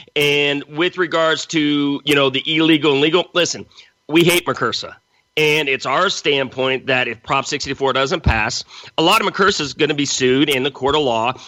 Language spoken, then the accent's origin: English; Los Angeles, California, United States; moved away as an adult; also born or lived in Central America / New York; now in San Diego, United States; I grew up in Los Angeles